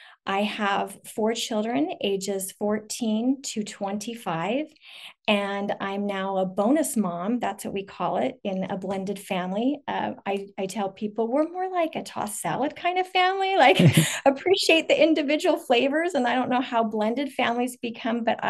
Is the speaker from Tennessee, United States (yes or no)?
no; a northern suburb of Salt Lake City, Utah, United States; also born or lived in Portland; I live in a northern suburb of Salt Lake City, Utah. Basically raised here, not born here